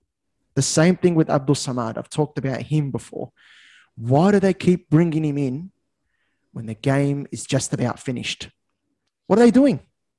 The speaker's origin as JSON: {"language": "English", "country": "Australia", "said": "As an Aussie"}